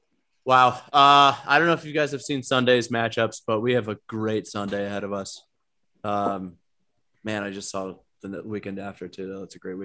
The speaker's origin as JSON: {"language": "English", "area": "near Brighton", "region": "Michigan", "country": "United States", "tie": "born or raised there", "said": "I can say that I grew up near Brighton, in Michigan."}